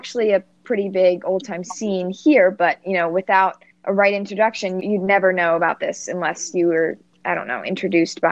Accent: United States; accent: Yankee; my Yankee accent

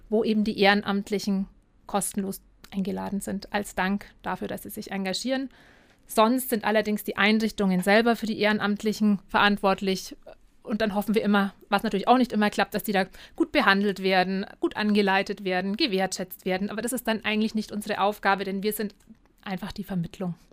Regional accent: Penzberg, Bavaria, Germany; Ich komme aus Penzberg, da gibt es zum Beispiel keine Freiwilligenagentur

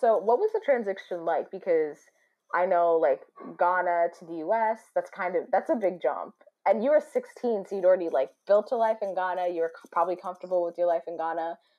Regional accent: United States; I was born in America.

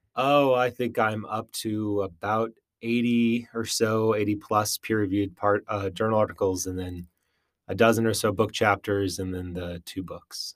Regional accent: Western Wisconsin, United States; moved away as an adult; also born or lived in Utah / Minnesota; I grew up in Western Wisconsin, uh, my whole life.

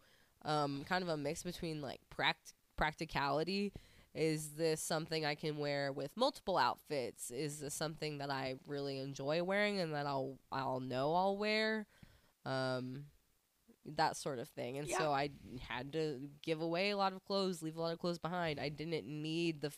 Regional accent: United States; moved away as an adult; also born or lived in Portugal; I obviously grew up my whole life being an American

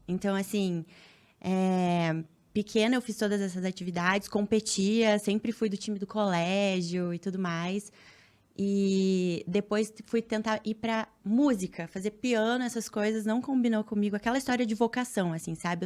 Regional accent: Cascavel, Paraná, Brazil; moved away as an adult; now in Rio de Janeiro, Brazil; eu moro no Rio, mas sou paranaense. Sou de Cascavel, do interior.

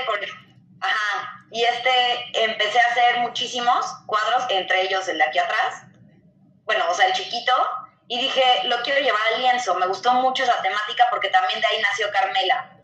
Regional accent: Mexico; Soy artista mexicano

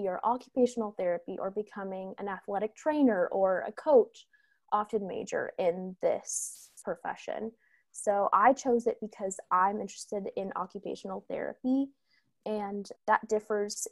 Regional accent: California, United States; growing up in California

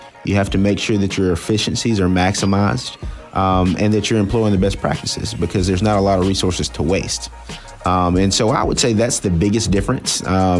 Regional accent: Birmingham, Alabama, United States; also born or lived in Jacksonville, Alabama / Miami, Florida; now in Tallahassee, United States; I'm originally from Birmingham, Alabama.

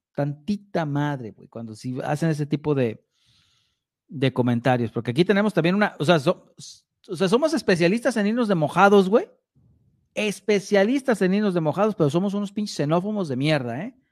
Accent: Mexico; somos los mexicanos

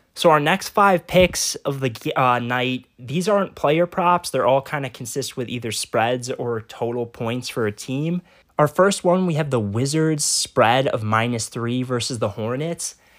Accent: Chicago, Illinois, United States; my hometown Bulls team

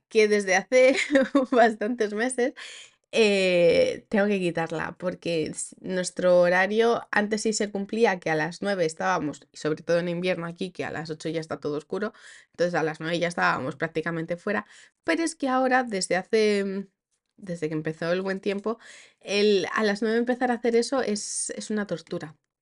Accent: Asturias, Spain; first language Spanish; moved away as an adult; Donde nací, nací en Asturias

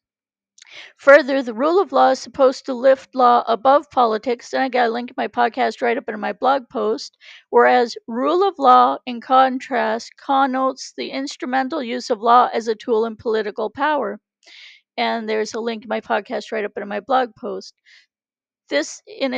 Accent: Canada; I'm Canadian

